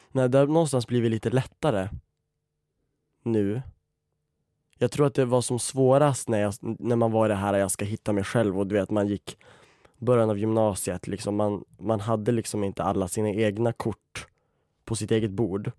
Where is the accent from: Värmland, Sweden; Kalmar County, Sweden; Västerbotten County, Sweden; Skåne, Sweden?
Västerbotten County, Sweden; Umeå; moved away as an adult; now in Stockholm, Sweden; Jag tog studenten i Umeå i våras. Jag älskar skådespeleri och det är också därför jag bor i Stockholm nu för att jag har flyttat ner från Umeå